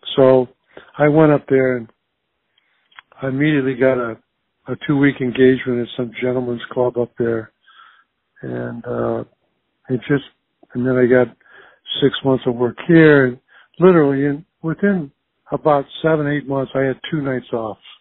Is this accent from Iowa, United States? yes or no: yes; Earlham and Jefferson, Iowa, United States; moved away as an adult; also born or lived in Des Moines, Iowa; I was born in Des Moines and raised uh, in Earlham, and Jefferson, Iowa, small little farming communities